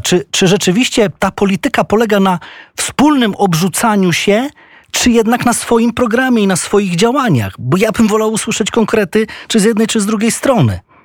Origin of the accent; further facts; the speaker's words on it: Kamienna Góra, Lower Silesian Voivodeship, Poland; jestem z Dolnego Śląska i ja też wtedy stawiałem wały. E, co prawda nie, nie w samym Wrocławiu, w mojej rodzinnej Kamiennej Górze